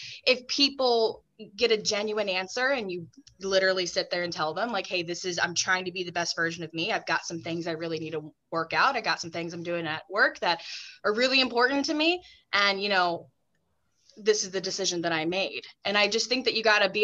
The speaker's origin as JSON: {"language": "English", "region": "Texas", "country": "United States", "tie": "born or raised there", "also_born_or_lived": "Long Island, New York", "moved": "as an adult", "lives_now": "New York, United States", "said": "I'm originally from the South. You all know I'm from Texas"}